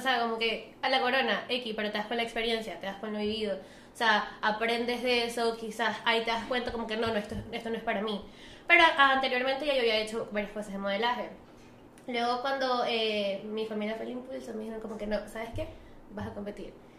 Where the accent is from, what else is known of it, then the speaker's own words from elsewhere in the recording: Venezuela; soy venezolana